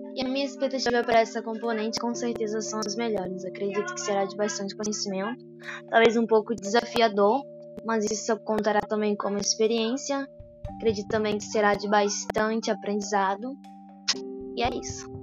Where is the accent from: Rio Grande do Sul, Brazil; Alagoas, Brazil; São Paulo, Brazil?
Rio Grande do Sul, Brazil; Dom Pedrito; sou natural daqui de Dom Pedrito